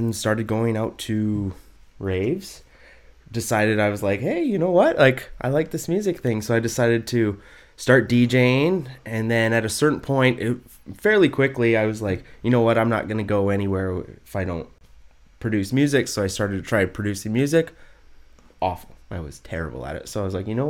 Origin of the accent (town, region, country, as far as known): Aldergrove, British Columbia, Canada; born or raised there; also born or lived in United States